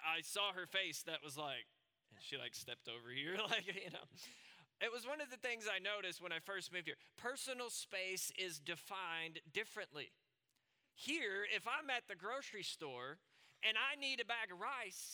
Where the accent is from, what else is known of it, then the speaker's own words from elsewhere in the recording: Southwest Arkansas, Northeast Texas, United States; moved away as an adult; now in South Africa; I grew up in Northeast Texas, Southwest Arkansas, but my family and I have lived here now since 2017.